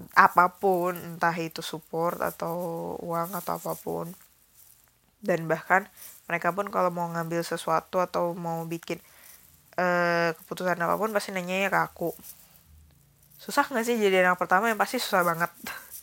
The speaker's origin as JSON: {"language": "Indonesian", "region": "Bali", "country": "Indonesia", "tie": "born or raised there", "said": "aku SD semester kedua kelas 3 sampai SMA aku di Bali"}